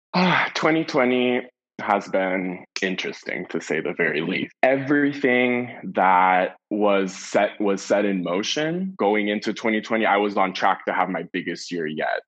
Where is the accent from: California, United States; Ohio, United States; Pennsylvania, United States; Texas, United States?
California, United States; San Francisco; also born or lived in Los Angeles / Santa Barbara; I was born and raised in San Francisco, and then I moved to Los Angeles to go to college